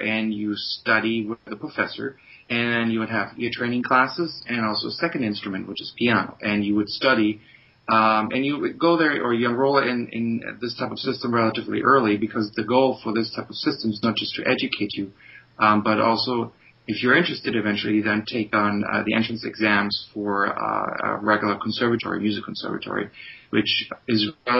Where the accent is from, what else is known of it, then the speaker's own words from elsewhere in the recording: Bonn, North Rhine-Westphalia, Germany; moved away; I grew up in Bonn. That's the capital of West Germany.